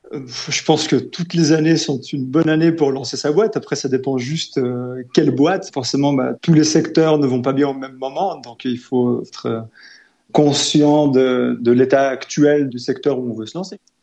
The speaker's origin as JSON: {"language": "French", "town": "Lausanne", "region": "Vaud", "country": "Switzerland", "tie": "born or raised there", "said": "né, j'ai grandi à Lausanne"}